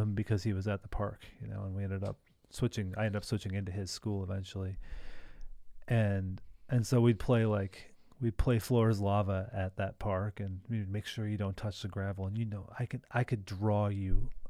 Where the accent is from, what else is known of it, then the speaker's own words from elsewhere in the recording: Great Lakes, United States; I grew up, it's not the same hot beach, but I grew up on Lake Michigan.